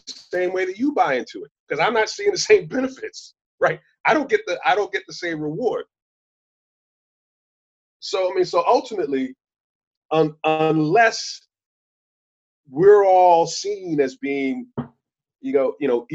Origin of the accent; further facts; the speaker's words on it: Long Island, New York, United States; I grew up on Long Island in the 70s and 80s